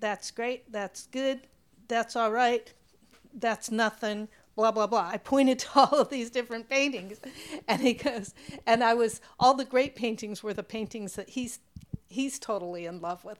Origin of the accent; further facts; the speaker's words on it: Pacific Northwest, United States; I was from the West Coast, Pacific Northwest.